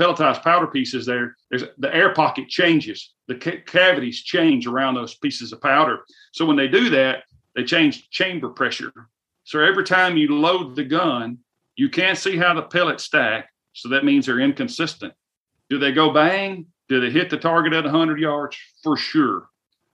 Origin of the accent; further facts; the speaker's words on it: the South, United States; I am from the South, and we have a lot of humidity down here